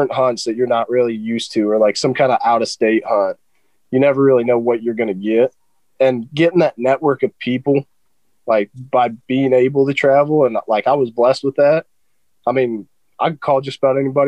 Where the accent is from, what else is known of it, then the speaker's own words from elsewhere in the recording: Michigan, United States; I was raised up here in Michigan